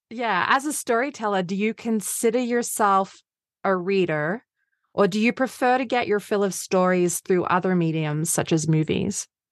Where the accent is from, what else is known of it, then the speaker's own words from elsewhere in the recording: Australia; I'm Australian